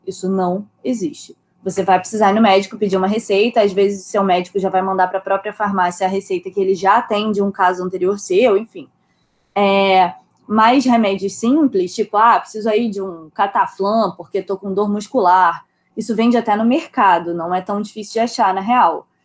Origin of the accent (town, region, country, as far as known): Rio de Janeiro, Brazil; moved away as an adult; also born or lived in southern Portugal; now in Portugal